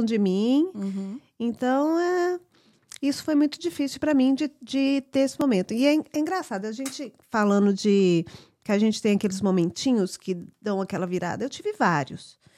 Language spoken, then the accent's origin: Portuguese; United States; nasci aqui nos Estados Unidos